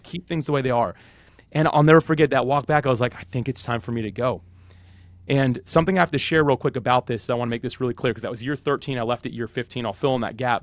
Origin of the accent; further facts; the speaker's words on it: Jacksonville, Florida, United States; I'm actually born and raised Jacksonville, Florida, still live there today